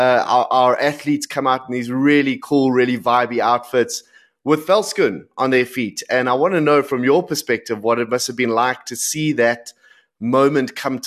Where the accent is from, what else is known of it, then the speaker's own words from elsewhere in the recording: South Africa; as a South African